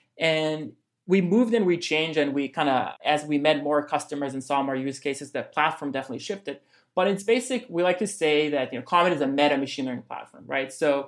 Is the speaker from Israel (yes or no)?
yes; Israel; now in New York, United States; I'm personally originally from Israel, but we're actually fully based in New York